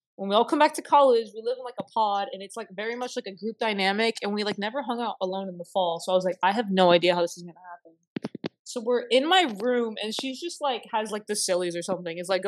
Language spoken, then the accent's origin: English; South Florida, United States; moved away; I'm from South Florida